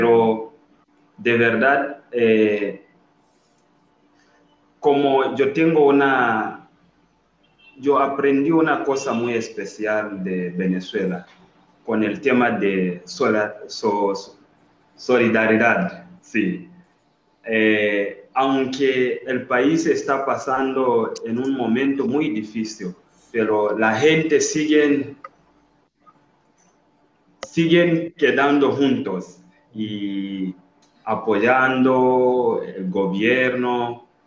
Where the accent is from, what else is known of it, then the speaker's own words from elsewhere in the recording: Zambia; Spanish is a second language; Allá en mi país, estudiar medicina, la gente solo que pueden son los ricos la gente que tiene mucho dinero